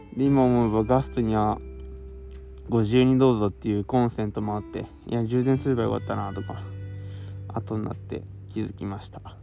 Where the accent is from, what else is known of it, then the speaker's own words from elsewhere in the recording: Kawasaki, Kanagawa, Japan; 僕の生まれ育った川崎市